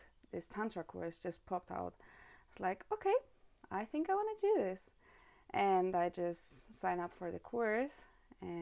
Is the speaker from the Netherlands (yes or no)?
no; Romania; now in Germany; I live currently in Germany. I'm from Romania